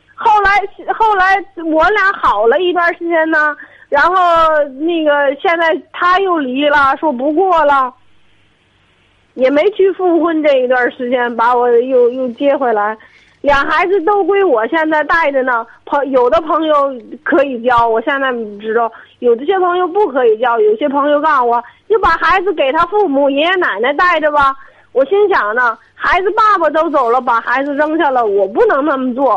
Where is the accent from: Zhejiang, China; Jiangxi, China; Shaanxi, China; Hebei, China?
Hebei, China; Tangshan; 我唐山的